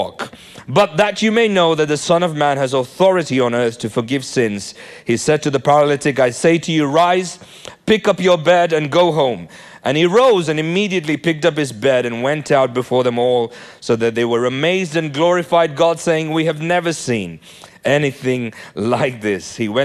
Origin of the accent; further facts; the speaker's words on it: Nigeria; born there; Hey, I was born in Nigeria. Any Nigerians in the house?